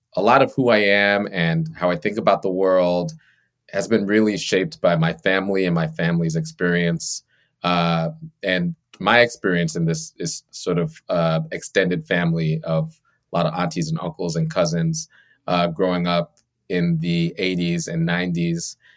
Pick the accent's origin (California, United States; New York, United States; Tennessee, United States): New York, United States; Long Island; I grew up on Long Island, on the South Shore of Long Island, in uh, a Caribbean immigrant household